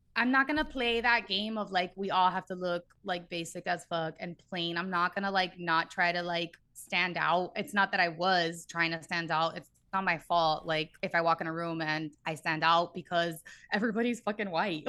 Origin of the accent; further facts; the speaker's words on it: Miami, Florida, United States; moved away as an adult; now in Los Angeles, United States; I was born and raised in Miami, three oh five